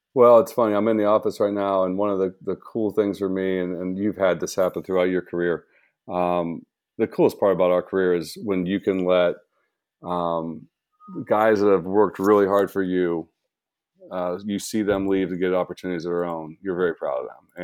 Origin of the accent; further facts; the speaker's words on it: about an hour south of Columbus, Ohio, United States; also born or lived in Toledo area, Ohio; I grew up about an hour south of Columbus, so I, I grew up in a small farming town